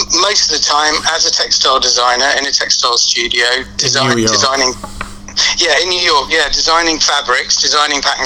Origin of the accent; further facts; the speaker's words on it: Kingston upon Thames, London, United Kingdom; also born or lived in Worthing / New York; I'm sort of from the London suburbs, from Kingston